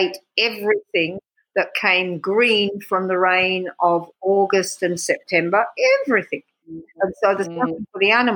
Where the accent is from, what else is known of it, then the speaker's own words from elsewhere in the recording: Australia; moved away as an adult; also born or lived in Sussex, England / Afar, Ethiopia; now in Ethiopia; I'm from Australia. So, I mean, actually, I was born in Sussex